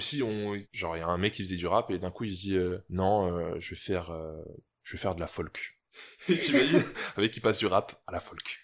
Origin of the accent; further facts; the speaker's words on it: St. Martin; on est français à Saint-Martin